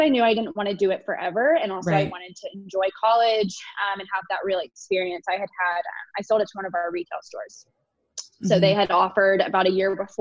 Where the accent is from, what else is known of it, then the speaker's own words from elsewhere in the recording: Fort Worth, Texas, United States; moved away as an adult; also born or lived in Austin, Texas; now in Denver, United States; I started a clothing line in my hometown of Fort Worth